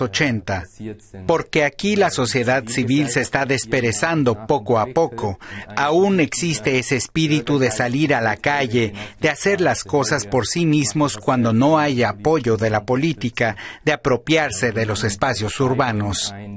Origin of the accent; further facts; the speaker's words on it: Switzerland; moved away as an adult; now in Belgrade, Serbia; en Berna o Zurich, de donde yo soy